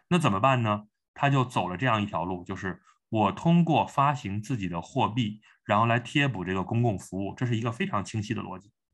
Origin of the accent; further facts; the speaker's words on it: China; 我们中国人嘛，我们，我们讲汉语 我们有一个中国的胃，然后我们你浸泡在中国文化中